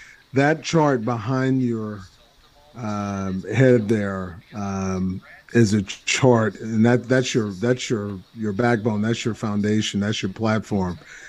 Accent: Texas, United States; also born or lived in Boston / Washington; so I'm from Texas, but I've spent less time in Texas than I have out of Texas.

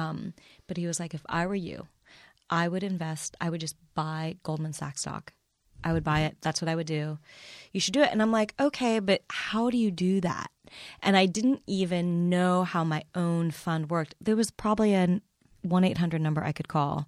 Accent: Midwest, United States; I was born and raised in the Midwest

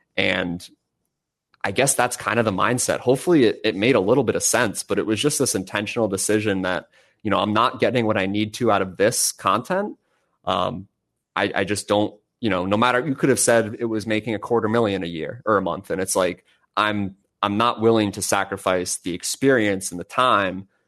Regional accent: Boston, Massachusetts, United States; moved away as an adult; now in Texas, United States; I'm from Boston

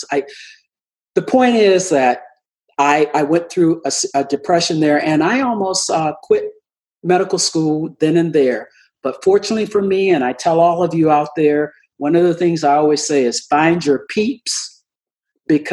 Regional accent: the South, United States; I'm from the South

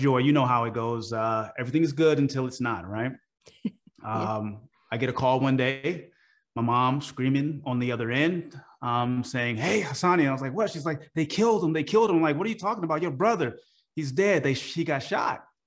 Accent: Oakland, California, United States; I'm from Oakland, California.

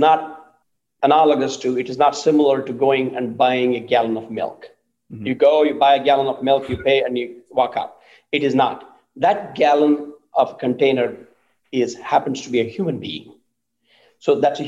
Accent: India; moved away as an adult; now in United States; I grew up in India, and I've been living in this country for 31 years.

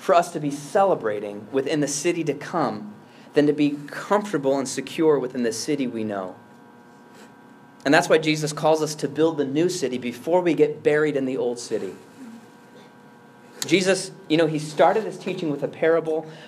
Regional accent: Chicago, Illinois, United States; I'm an American. I'm a Chicagoan. I'm an urbanite.

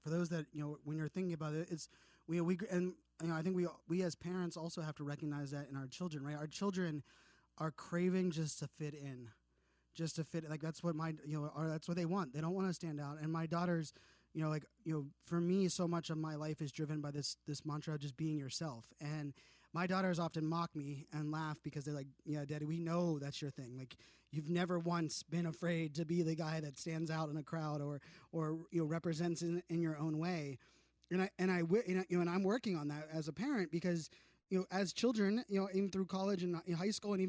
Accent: Virginia Beach, Virginia, United States; His mom has a beach house that was actually on the street that I grew up in Virginia Beach.

